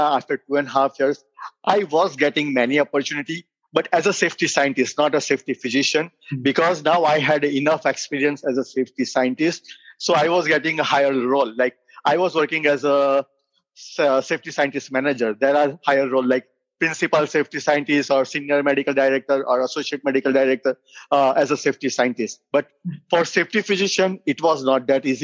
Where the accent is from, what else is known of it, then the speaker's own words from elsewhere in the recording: India; moved away as an adult; now in United States; I am a physician from India